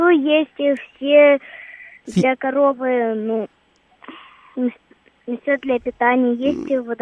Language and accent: Russian; Moscow, Russia